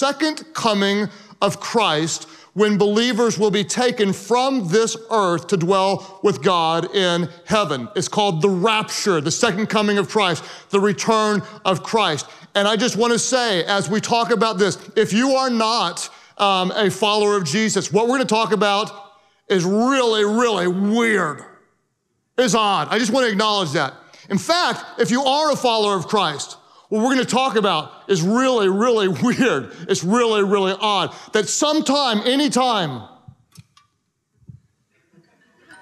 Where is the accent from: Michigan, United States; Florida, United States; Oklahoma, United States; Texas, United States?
Oklahoma, United States; I am from Oklahoma